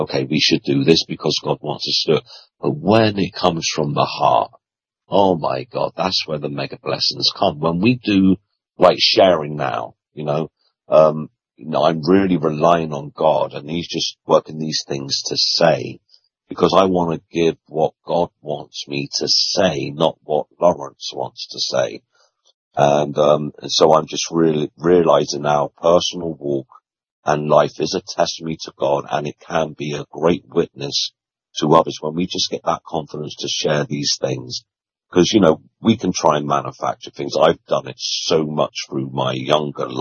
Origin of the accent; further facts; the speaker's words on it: London, United Kingdom; I was born in 1967 in South Croydon in London.